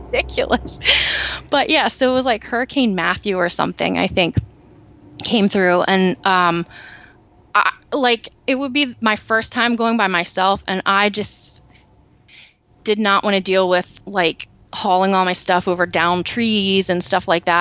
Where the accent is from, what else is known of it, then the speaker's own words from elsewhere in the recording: Lancaster County, Pennsylvania, United States; also born or lived in Berks County, Pennsylvania; I grew up in Lancaster County